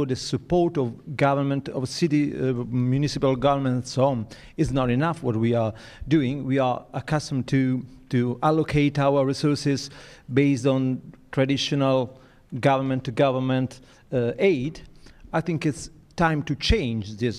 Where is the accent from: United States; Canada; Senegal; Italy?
Italy; I come from Italy, I come from Europe